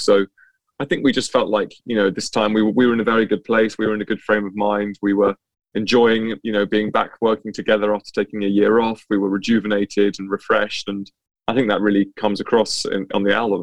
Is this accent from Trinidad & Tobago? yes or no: no; near Cambridge, East of England, United Kingdom; I grew up uh, it just just near Cambridge, so um, yeah, in the east of England.